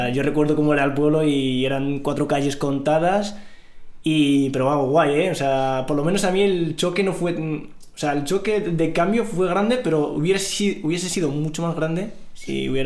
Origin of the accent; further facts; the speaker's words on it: Risana, Tanger-Tetouan-Al Hoceima, Morocco; vengo de Marruecos, eh, exactamente de un pueblo a un pueblo rural, al norte de Marruecos, está eh, está Larache, bueno, pues yo vivía en un pueblo rural, Risana